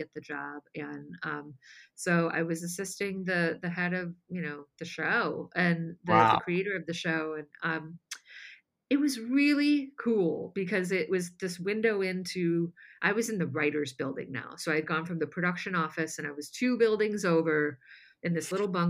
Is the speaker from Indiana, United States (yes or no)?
yes; La Porte, Indiana, United States; moved away as an adult; now in Los Angeles, United States; my hometown newspaper